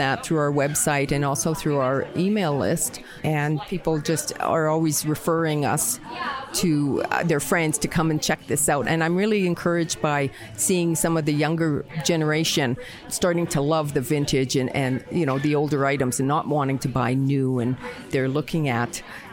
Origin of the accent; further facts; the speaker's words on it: Winnipeg, Manitoba, Canada; moved away as an adult; now in Calgary, Canada; I'm originally from Winnipeg. Moved here 27 years ago